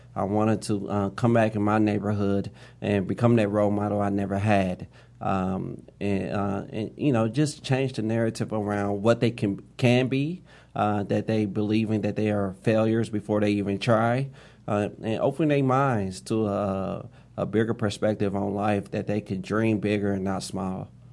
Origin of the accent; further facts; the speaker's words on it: Indianapolis, Indiana, United States; I grew up on Far East Second and Post Road, uh, on the far east side of Indianapolis